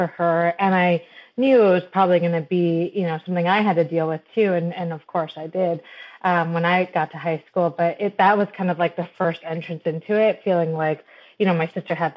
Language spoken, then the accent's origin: English; Michigan, United States; I was born and raised in Michigan